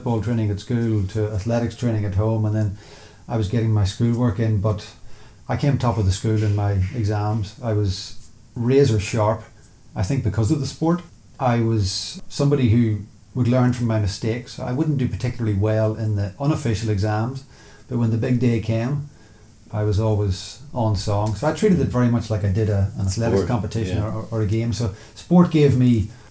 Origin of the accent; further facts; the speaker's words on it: Newry, Northern Ireland, United Kingdom; Originally from Newry in County Down